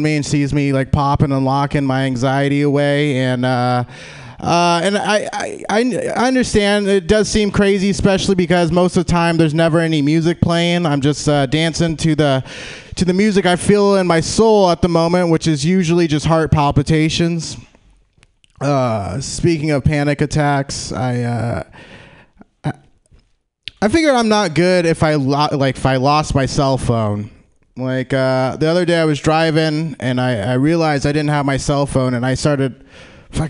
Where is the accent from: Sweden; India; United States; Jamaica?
United States; Lathrop, California; I grew up out in Lathrop, close